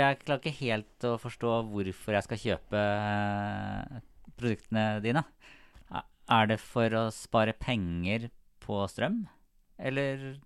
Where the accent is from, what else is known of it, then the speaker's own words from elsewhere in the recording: Sarpsborg, Østfold, Norway; Jeg er jo fra Sarpsborg